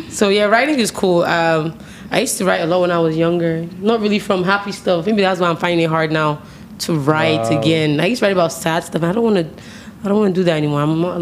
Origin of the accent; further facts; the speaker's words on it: United States; now in Nigeria; I actually grew up in America